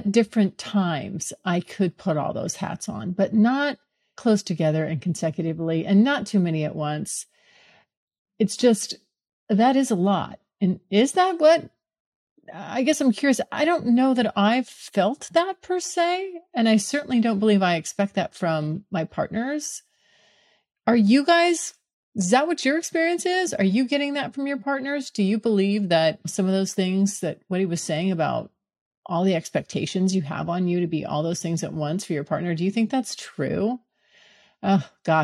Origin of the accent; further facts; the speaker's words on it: California, United States; moved away as an adult; now in Florida, United States; moving back to California where I'm from